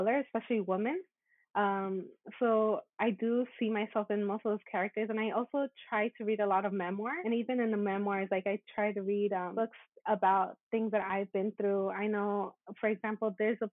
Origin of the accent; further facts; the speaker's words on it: United States; I'm Mexican American